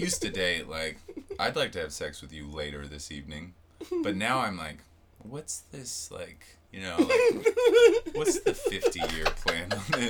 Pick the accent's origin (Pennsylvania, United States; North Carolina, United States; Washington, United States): Washington, United States; Seattle; moved away as an adult; also born or lived in Lake Tahoe / New York / Los Angeles; I'm from Seattle, and then I moved all over after high school, kind of back and forth. Like, I went to Tahoe right after high school